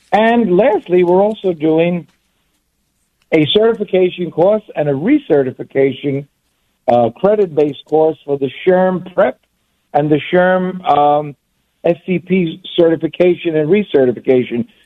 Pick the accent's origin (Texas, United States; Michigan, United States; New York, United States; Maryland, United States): New York, United States; New York City; I was born and raised grew up on Ninth Street between 1st and 2nd Avenue, now known, then known as the Lower East Side, now known as the East Village, about three blocks away from the wonderful Fillmore East.